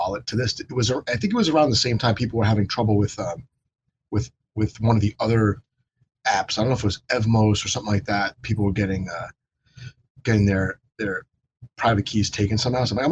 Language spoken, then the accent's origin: English; United States; as an American